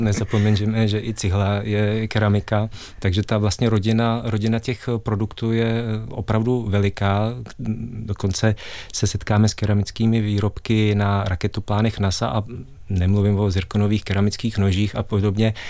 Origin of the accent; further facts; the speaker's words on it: Karlovy Vary area, Karlovy Vary Region, Czechia; jsem eh, se narodil na Karlovarsku a pocházím vlastně z oblasti